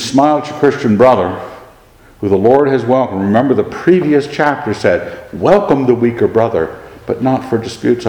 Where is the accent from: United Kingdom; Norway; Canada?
United Kingdom; Scot, Scotland; I'm a Scot